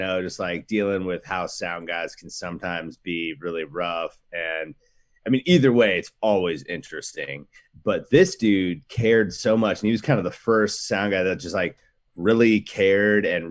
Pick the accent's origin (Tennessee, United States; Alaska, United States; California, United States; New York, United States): Alaska, United States; now in Portland, United States; We grew up in Alaska